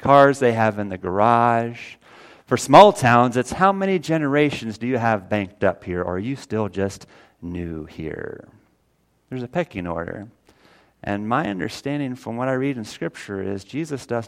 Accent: Missouri, United States; also born or lived in Illinois; I was 7 years old, and my mom and dad and my sister and I, we moved from Illinois down to Missouri

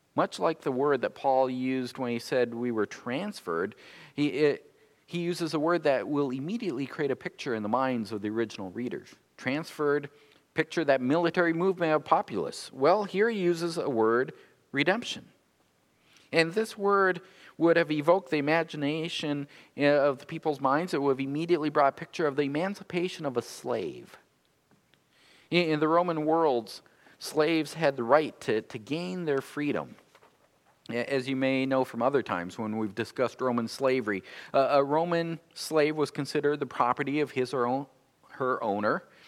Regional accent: North Dakota, United States; now in Michigan, United States; I've lived more of my years here in Michigan than I lived in my home state of North Dakota, but I still feel like I'm a North Dakotan

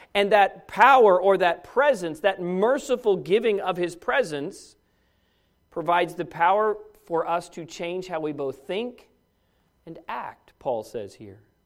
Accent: United States; as an American citizen

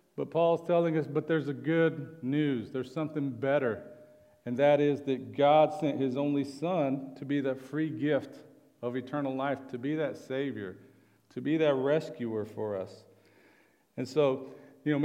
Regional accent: Oklahoma, United States; I'm from Oklahoma

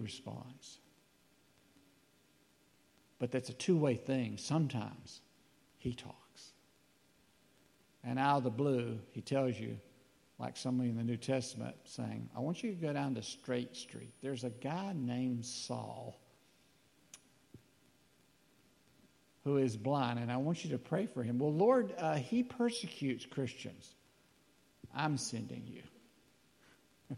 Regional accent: North Alabama, United States; we're from North Alabama.

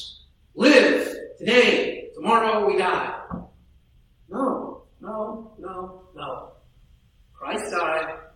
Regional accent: near Tippecanoe Valley, Indiana, United States; moved away; in my hometown, it was the Tippecanoe Valley Vikings, right? They were just about 10 miles from my house

